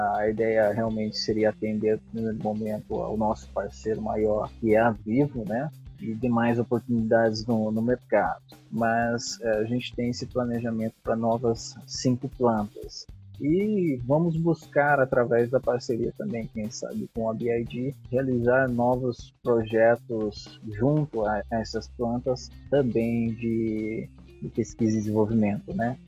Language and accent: Portuguese; Santa Bárbara d'Oeste, São Paulo, Brazil; Nasci em Santa Bárbara do Oeste, né? Próximo à cidade de Campinas.